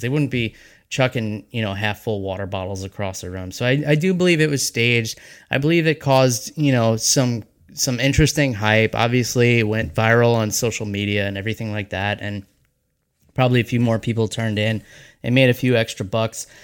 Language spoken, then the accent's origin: English; 20 minutes north of New York City, United States; I was actually born and raised in New York, just 20 minutes north of New York City